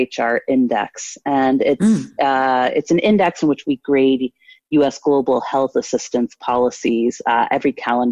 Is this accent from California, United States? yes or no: no; Washington, District of Columbia, United States; moved away as an adult; now in New York, United States; I grew up in Washington, D.C.